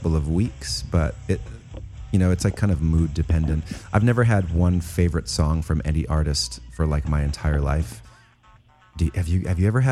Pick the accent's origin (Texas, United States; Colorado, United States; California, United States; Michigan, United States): California, United States; Santa Monica Mountains; I grew up in the Santa Monica Mountains